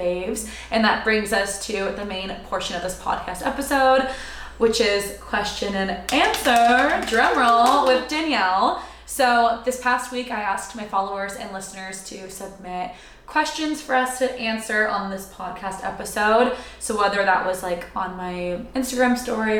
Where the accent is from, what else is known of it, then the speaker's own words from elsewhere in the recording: Sacramento, California, United States; now in Austin, United States; I'm originally from Sacramento, so grew up there